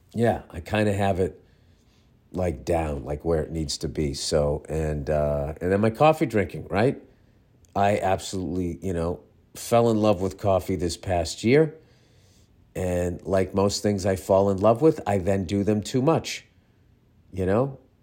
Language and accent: English; United States